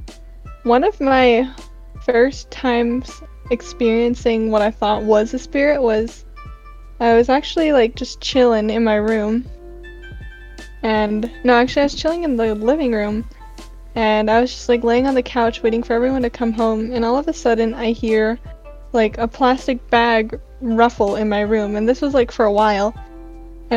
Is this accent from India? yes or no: no; Philippines; I'm Filipino, so like I grew up with like a Catholic household